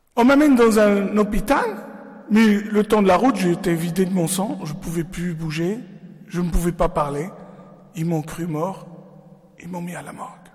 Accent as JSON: {"language": "French", "country": "Lebanon", "tie": "born or raised there", "moved": "yes", "said": "je suis né au Liban"}